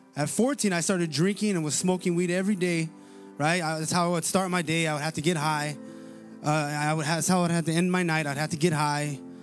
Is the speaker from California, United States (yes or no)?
yes; Paramount, California, United States; some of my best memories, uh, that I have growing up in Paramount was, uh, was playing sports